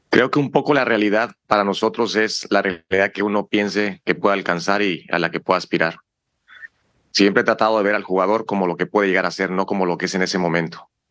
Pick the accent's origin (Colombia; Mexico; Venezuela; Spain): Mexico; somos mexicanos